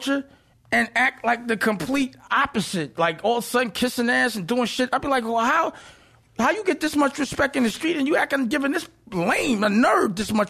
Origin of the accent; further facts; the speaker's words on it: New York City, New York, United States; I'm from Harlem